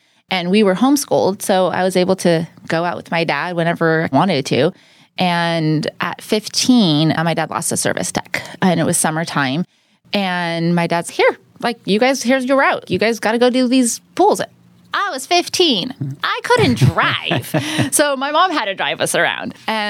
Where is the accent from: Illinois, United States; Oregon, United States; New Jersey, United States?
Oregon, United States; moved away as an adult; also born or lived in Southern California / Madera, California; now in Fresno, United States; I was born in Southern California, and we moved up to Oregon when I was about 5, and then I lived there till I was about 18. Moved down to Fresno, Madera, that area.